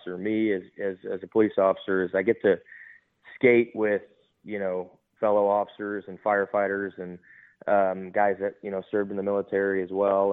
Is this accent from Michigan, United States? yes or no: yes; Detroit, Michigan, United States; moved away as an adult; now in Texas, United States; I was born and raised in Detroit, Michigan.